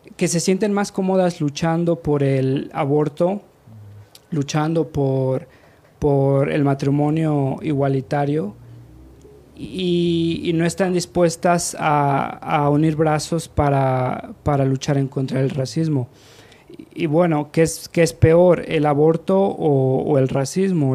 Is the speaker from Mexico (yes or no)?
yes; Mexico; moved away as an adult; also born or lived in United States; yo ni siquiera nací allá, yo nací, crecí aquí en México, mi identidad es como mexicano